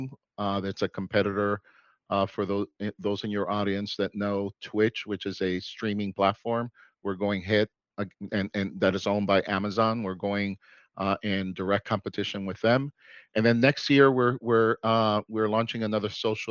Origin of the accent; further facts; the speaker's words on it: New York City, New York, United States; I was born in New York City, but both my parents are from the island of Puerto Rico.